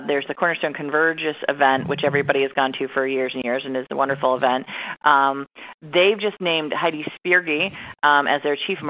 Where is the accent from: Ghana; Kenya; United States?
United States; Cleveland, Ohio; moved away; I was, originally in the Cleveland, Ohio market. That's my hometown